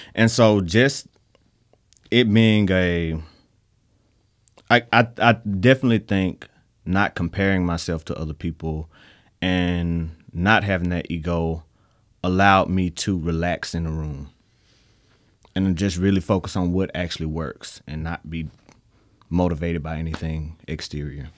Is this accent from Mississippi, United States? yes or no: yes; Mississippi, United States; we're from Mississippi